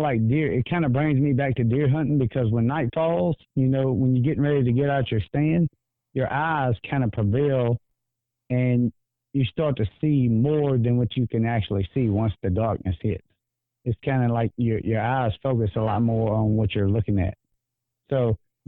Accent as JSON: {"language": "English", "town": "Greensburg", "region": "Louisiana", "country": "United States", "said": "I'm actually from Greensburg, Louisiana"}